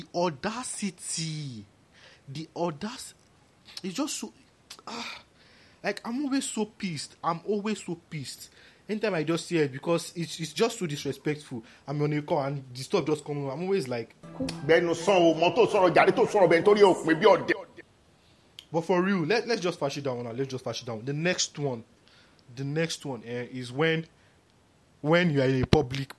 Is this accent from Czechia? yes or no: no; Nigeria; I'm proud to be a Nigerian